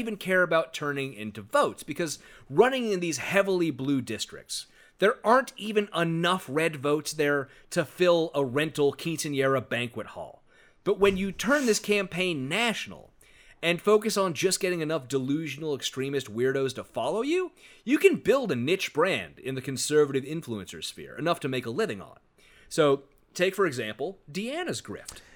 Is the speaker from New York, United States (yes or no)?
no; California, United States; my home state of California